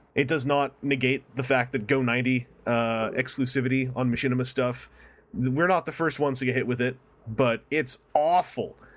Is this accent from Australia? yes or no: no; Canada; I'm from Canada